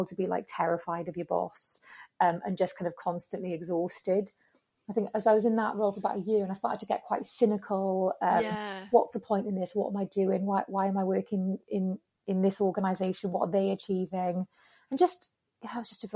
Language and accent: English; Wales, United Kingdom; moved away as an adult; also born or lived in Spain; I'm Welsh as well